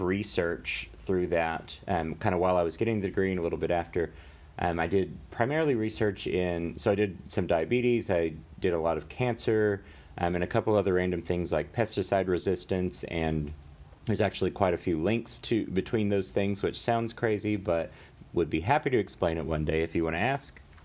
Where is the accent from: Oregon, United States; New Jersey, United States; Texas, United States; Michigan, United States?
Texas, United States; Amarillo; also born or lived in Louisiana; now in Dallas, United States; born in Louisiana, but when we were f, or when I was four, we moved to Amarillo, and I grew up in Amarillo for pretty much all my life